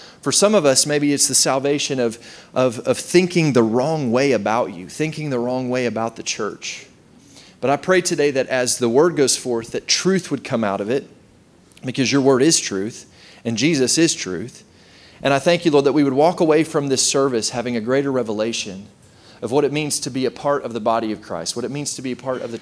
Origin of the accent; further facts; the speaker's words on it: Oklahoma, United States; also born or lived in West Texas; I grew up in Oklahoma